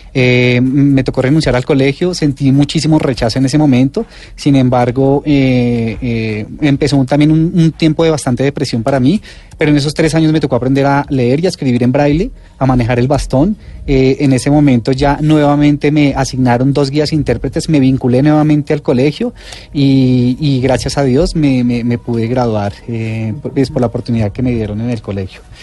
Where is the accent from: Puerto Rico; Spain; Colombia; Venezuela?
Colombia; como colombianos